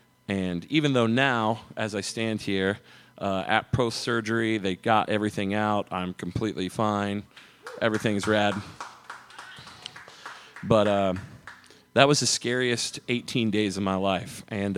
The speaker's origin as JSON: {"language": "English", "country": "United States", "tie": "born or raised there", "said": "I grew up in Brown County, and I had a dog growing up that was with us for 12 years."}